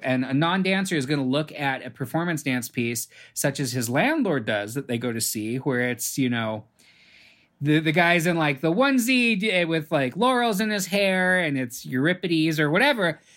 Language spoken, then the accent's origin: English; Los Angeles, California, United States; also born or lived in San Francisco; I grew up in Los Angeles and just immersed in the film industry